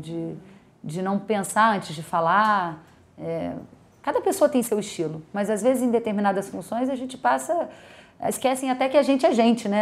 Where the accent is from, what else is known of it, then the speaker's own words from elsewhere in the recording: Brazil; Nós somos brasileiros, né? eu, moro no Brasil